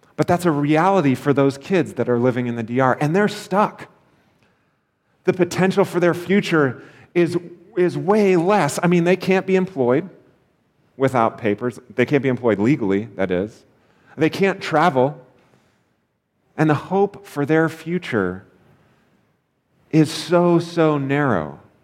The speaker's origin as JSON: {"language": "English", "country": "United States", "said": "as an American"}